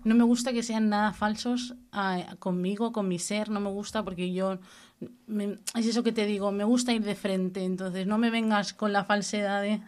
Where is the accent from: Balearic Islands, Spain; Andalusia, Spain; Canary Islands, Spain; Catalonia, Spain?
Catalonia, Spain; Cubelles; also born or lived in Badalona; vine al pueblo con 10 añitos, cosas así, que mis padres se mudaron a Cubellas